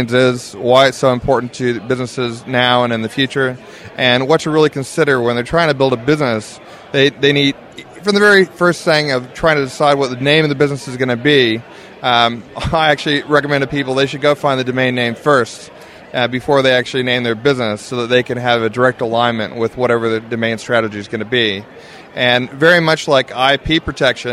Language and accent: English; Seattle, Washington, United States; moved away as an adult; now in Brisbane, Australia; I'm a previous Yank myself, so I came from Seattle, Washington, and went to Australia about 15 years ago.